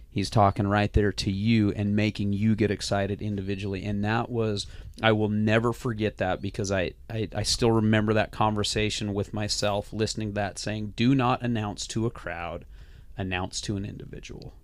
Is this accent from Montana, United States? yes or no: yes; Hamilton, Montana, United States; Grew up in the Bitterroot Valley.